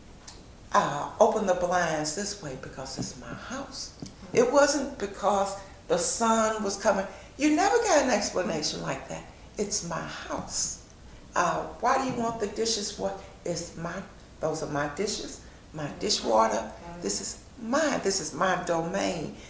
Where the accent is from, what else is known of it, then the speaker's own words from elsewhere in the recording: St. Louis, Missouri, United States; we came from Carr Square Village where all the utilities were included